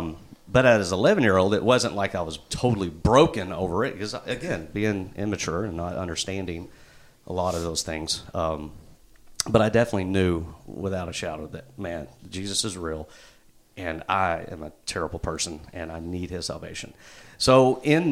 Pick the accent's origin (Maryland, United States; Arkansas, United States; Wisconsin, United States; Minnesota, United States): Arkansas, United States; Jonesboro; also born or lived in Little Rock, Arkansas; I born and raised in Jonesboro, lived in Little Rock for 9 years, came back